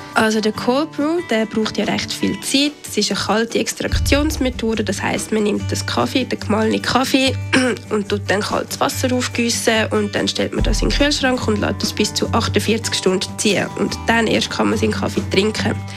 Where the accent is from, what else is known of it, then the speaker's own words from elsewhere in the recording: Switzerland; bei uns in der Schweiz